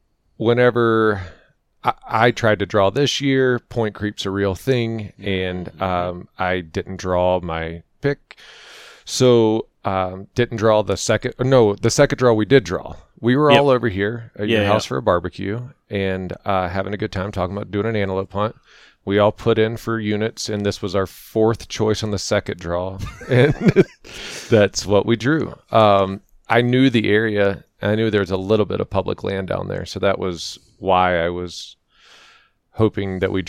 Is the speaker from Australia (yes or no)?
no; Florida, United States; moved away as an adult; now in Colorado, United States; I grew up in Florida.